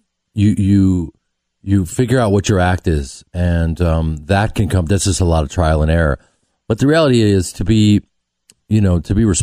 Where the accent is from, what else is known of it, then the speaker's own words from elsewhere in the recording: Chicago, Illinois, United States; I'm from Chicago